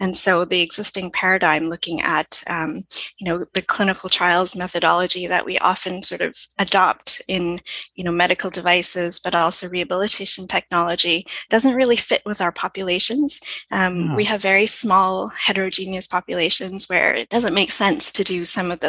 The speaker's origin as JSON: {"language": "English", "country": "Canada", "said": "So we are more or less international, but we are primarily Canadian."}